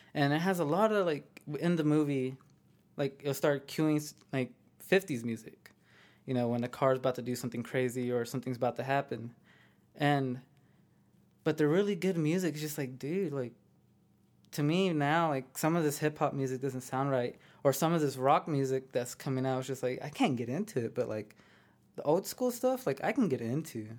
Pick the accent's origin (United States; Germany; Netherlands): United States; Amarillo, Texas; I'm from Amarillo, Texas, born and raised